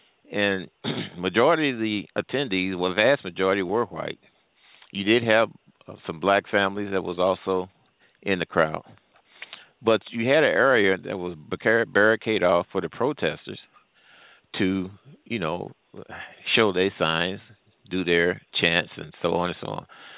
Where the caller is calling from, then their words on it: St. Louis, Missouri, United States; I'm calling from the St. Louis area.